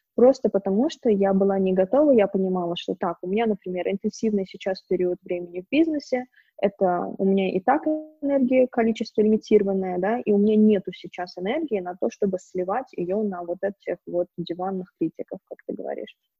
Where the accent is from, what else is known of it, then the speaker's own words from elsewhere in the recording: Baku, Azerbaijan; moved away as an adult; also born or lived in San Francisco / Romania; now in Kyiv, Ukraine; вообще я из Баку, но живу сейчас в Киеве уже как три года. До этого я жила в Сан-Франциско, в долине Силиконовой. До этого я жила в Румынии. И до этого каталась туда-сюда, но, в принципе, выросла, училась, и все мои проекты в основном в Баку, в Азербайджане